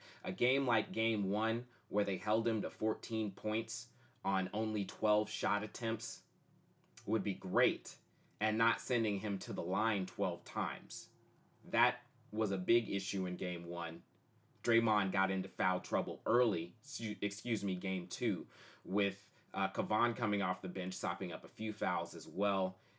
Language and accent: English; Oakland, California, United States; I'm from Oakland. My base is in Oakland, and I've been going to Warriors games for the last 20 years.